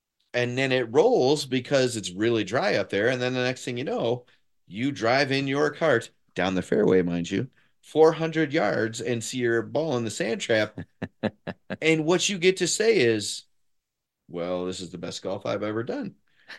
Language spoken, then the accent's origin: English; Detroit, Michigan, United States; now in Chicago, United States; Okay, so I'm a transplant. I'm not from here. I'm from Detroit.